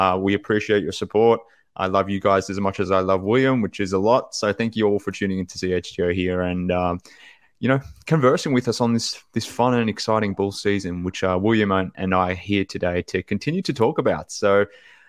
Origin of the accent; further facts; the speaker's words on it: Australia; from Australia